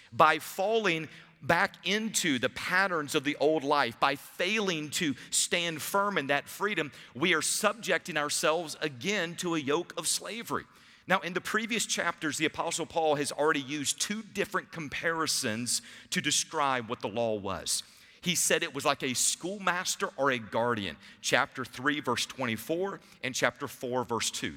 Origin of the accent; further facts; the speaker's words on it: Savannah, Georgia, United States; I grew up in Savannah